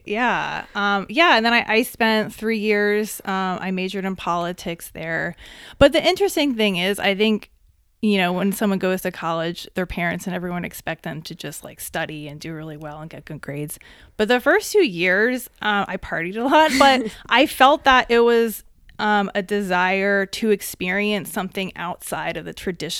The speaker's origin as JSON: {"language": "English", "town": "Columbia", "region": "Maryland", "country": "United States", "tie": "born or raised there", "moved": "as an adult", "lives_now": "Denver, United States", "said": "I'm from Columbia, Maryland. So it's outside of Baltimore, in between Washington, D.C. and Baltimore. I grew up in the suburbs and I grew up in a middle class family."}